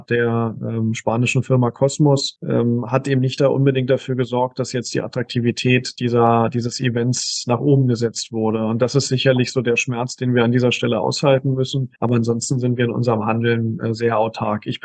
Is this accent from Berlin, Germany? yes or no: yes; Berlin, Germany; also born or lived in Künzelsau; ich, ich bin gebürtiger Berliner Berliner. Ähm, ich habe also mein, mein Abi und mein Grundstudium noch in Berlin gemacht, beziehungsweise in Brandenburg, aber in Berlin gelebt